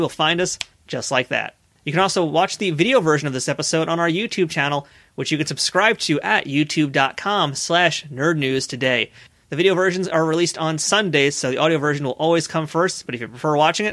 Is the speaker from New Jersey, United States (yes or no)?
no; New York City, New York, United States; I'm a Queens guy